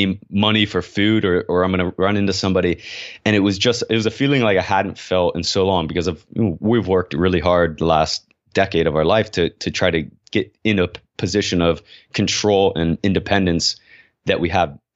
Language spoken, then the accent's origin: English; United States; I'm an American